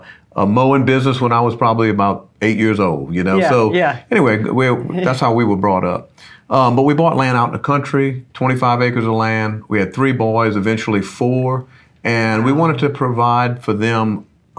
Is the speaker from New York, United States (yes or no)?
no; Luling, Louisiana, United States; we're both from St. Charles Parish